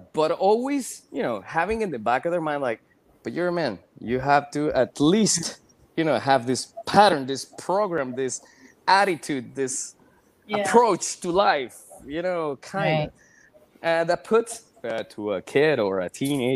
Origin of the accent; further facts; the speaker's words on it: Venezuela; moved away; I come from a Venezuelan family. I was born and raised in Venezuela.